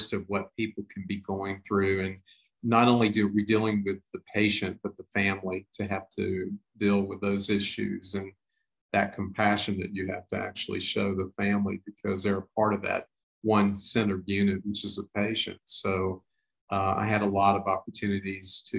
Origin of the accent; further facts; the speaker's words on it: Lake Charles, Louisiana, United States; my hometown of Lake Charles, Louisiana